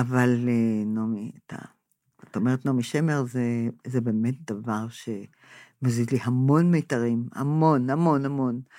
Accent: Israel; אני נולדתי פה, הוריי נולדו פה

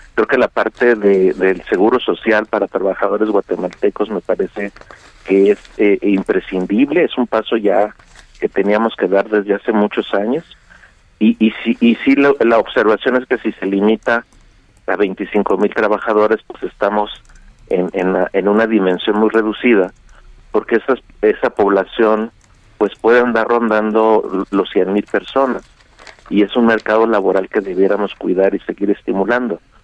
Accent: Mexico; somos mexicanos

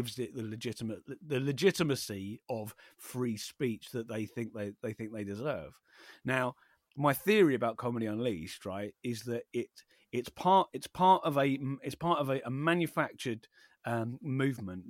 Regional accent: Wallington, London, United Kingdom; I grew up in Wallington in very South London.

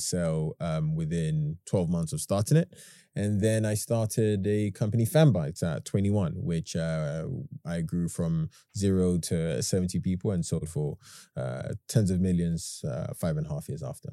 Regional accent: London, United Kingdom; also born or lived in Ghana; I was born in Hackney in nineteen ninety-four. I went to live in Ghana for ten years. I came back here when I was, what, ten?

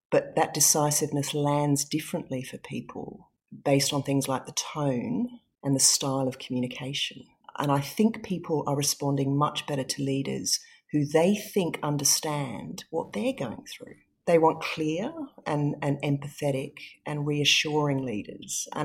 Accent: Singapore; also born or lived in England; was born in England. I was born in a snowy night at home I grew up in Singapore, so we left England when I was very young, very little.

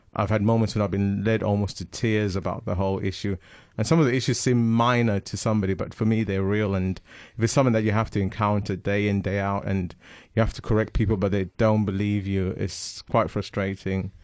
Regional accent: Zimbabwe; first language Shona; English is a second language; now in England; I'm from Zimbabwe

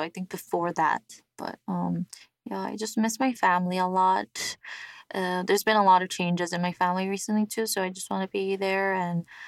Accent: New York, United States; now in South Korea; growing up in New York

